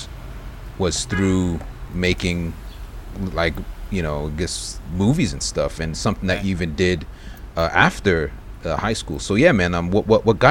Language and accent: English; Brentwood, New York, United States; growing up in Brentwood